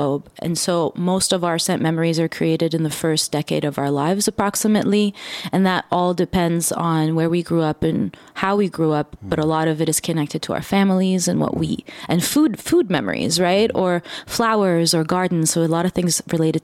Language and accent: English; Dubai, United Arab Emirates; I grew up in the Middle East, particularly Dubai.